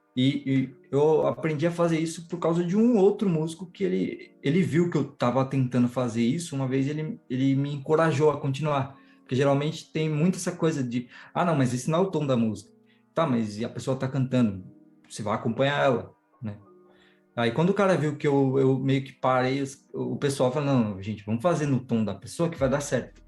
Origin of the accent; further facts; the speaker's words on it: São Paulo, Brazil; Sou de São Paulo, zona sul do, do, São Paulo aqui, zona sul do zona sul do zona sul, que é Grajaú